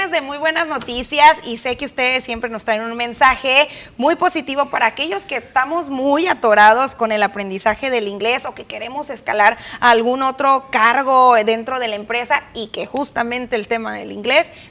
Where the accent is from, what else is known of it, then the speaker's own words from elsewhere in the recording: Mexico; y sin duda alguna otra limitante como buenos mexicanos, como pretexto más bien que nos colocamos es el tema del tiempo